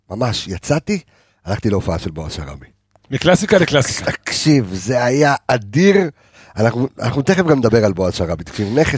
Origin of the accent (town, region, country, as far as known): Jerusalem, Jerusalem District, Israel; born or raised there